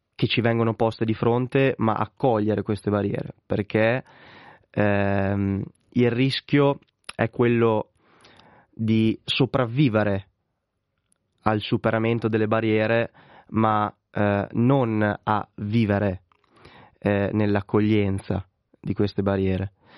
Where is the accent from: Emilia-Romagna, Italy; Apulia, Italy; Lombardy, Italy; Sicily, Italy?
Emilia-Romagna, Italy; Correggio; in una squadra di parrocchia del mio paese che è Correggio in provincia di Reggio Emilia